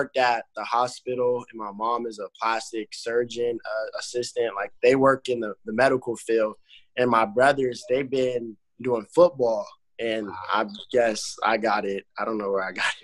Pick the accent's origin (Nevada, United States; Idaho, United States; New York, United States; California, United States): Nevada, United States; Las Vegas; I grew up in Vegas, Las Vegas, Nevada